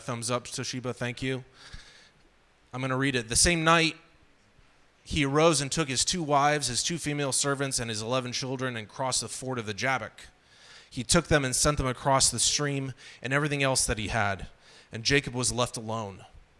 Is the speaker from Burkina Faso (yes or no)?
yes; Burkina Faso; told them I grew up in Burkina Faso, which is a French-speaking country.